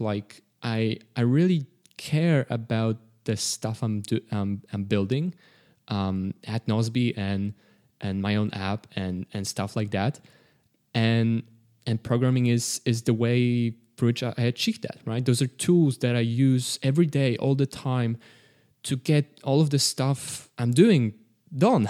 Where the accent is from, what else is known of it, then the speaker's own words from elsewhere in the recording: Poland; we're all from Poland. Uh, we don't all live in Poland.